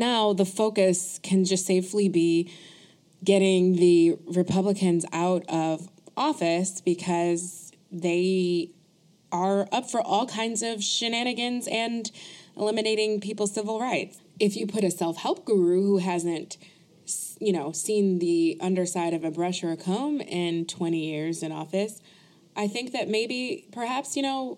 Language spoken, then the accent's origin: English; Buffalo, New York, United States; I grew up only eating Frank's hot sauce because I'm from Buffalo, New York